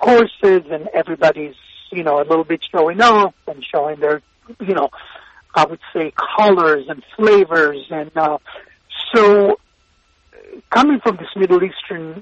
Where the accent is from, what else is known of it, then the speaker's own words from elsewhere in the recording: Israel; moved away; So I was born in Israel, but my parents migrated to Israel from Iraq and Tunisia